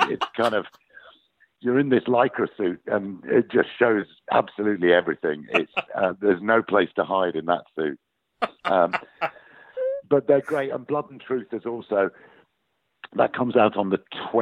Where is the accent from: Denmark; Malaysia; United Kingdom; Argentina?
United Kingdom; Yorkshire and the Humber; accent: northern; I grew up in Yorkshire, and my father was from Yorkshire, so I have a natural northern accent